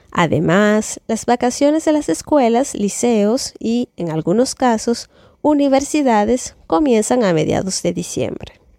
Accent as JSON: {"language": "Spanish", "country": "Dominican Republic", "moved": "yes", "lives_now": "France", "said": "Soy dominicana y vivo en Francia hace más de seis años."}